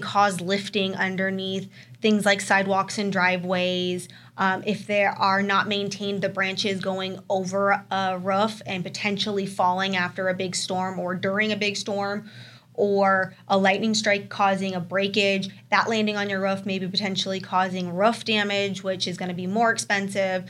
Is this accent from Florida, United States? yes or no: yes; Florida, United States; now in Arizona, United States; I'm originally from Florida